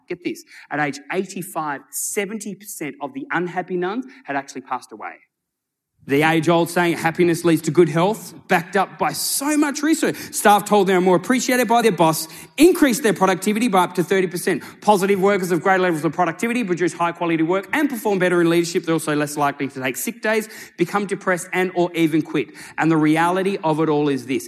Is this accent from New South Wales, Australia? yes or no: no; Tasmania, Australia; now in Sydney, Australia; I was born and raised in Tasmania, right? Down in Australia. I now live in Sydney.